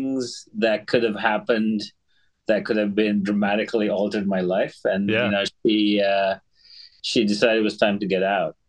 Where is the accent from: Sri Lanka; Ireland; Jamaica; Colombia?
Sri Lanka; moved away as an adult; also born or lived in Boston; I grew up in Sri Lanka, went to school there, and I came to Boston for college